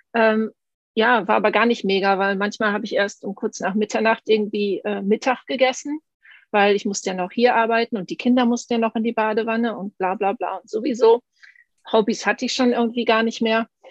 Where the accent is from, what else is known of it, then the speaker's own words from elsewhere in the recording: Münsterland, North Rhine-Westphalia, Germany; ich bin aus Münsterland, aber meine, mein Opa kam aus Ostfriesland